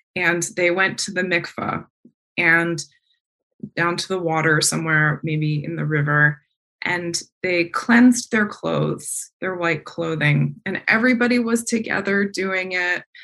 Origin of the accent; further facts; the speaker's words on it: East Coast, United States; the fireflies I grew up around on the East Coast